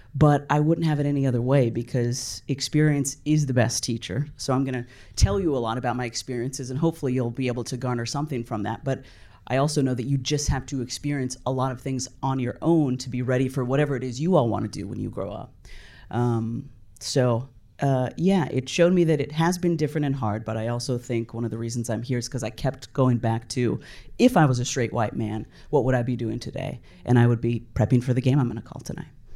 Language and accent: English; California, United States; I grew up in California